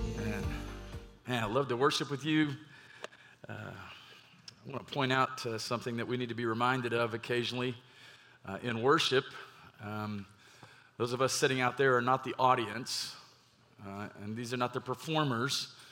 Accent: Garland, Texas, United States; also born or lived in Mesquite, Texas; I grew up in the Metroplex, and, uh, in my younger years, grew up in Garland

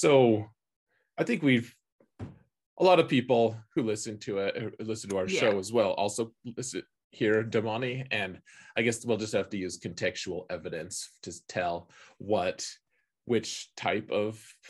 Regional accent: United States; I'm an American

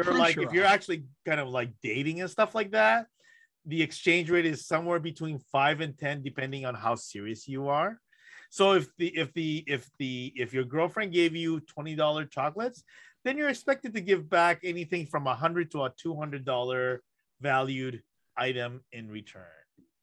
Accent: Toronto, Ontario, Canada; English is a second language; as a child growing up in Toronto, where I spent a couple of years where I'm learning the language

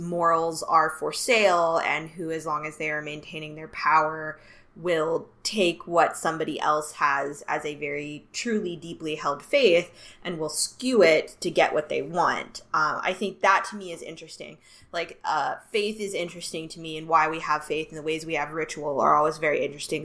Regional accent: the South, United States; growing up in the South

